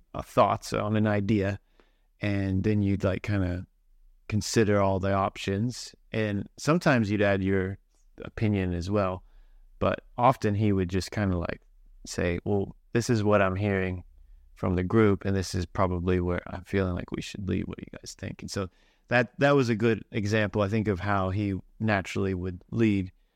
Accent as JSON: {"language": "English", "region": "Kentucky", "country": "United States", "tie": "born or raised there", "also_born_or_lived": "Christchurch, New Zealand", "moved": "as an adult", "lives_now": "Auckland, New Zealand"}